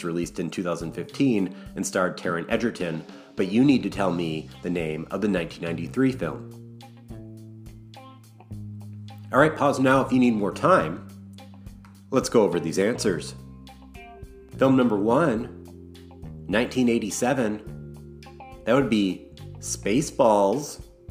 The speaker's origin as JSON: {"language": "English", "region": "Wisconsin", "country": "United States", "tie": "born or raised there", "said": "my home state of Wisconsin"}